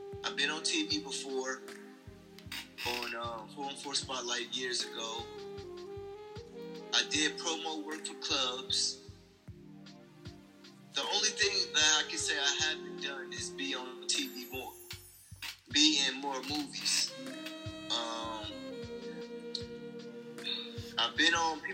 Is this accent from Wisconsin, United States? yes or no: yes; Milwaukee, Wisconsin, United States; I'm from Milwaukee. I went to high school here